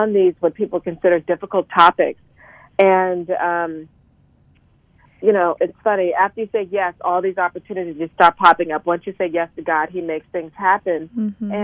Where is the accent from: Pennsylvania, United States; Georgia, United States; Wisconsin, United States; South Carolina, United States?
South Carolina, United States; Charleston; moved away as an adult; now in Washington, D.C. area, United States; I'm originally a Southerner. I'm originally from Charleston, South Carolina, and I ended up moving to the greater Washington, D.C. area for love